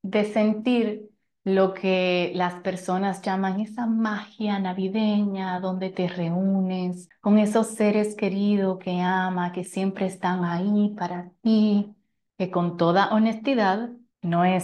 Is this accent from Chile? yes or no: no; Italy; Como saben, soy italiana